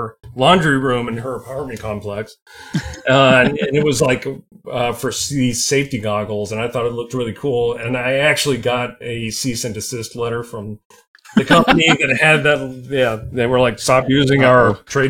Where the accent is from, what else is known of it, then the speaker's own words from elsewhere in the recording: South Carolina, United States; now in Nashville, United States; I'm originally from South Carolina, so when I would go to visit my family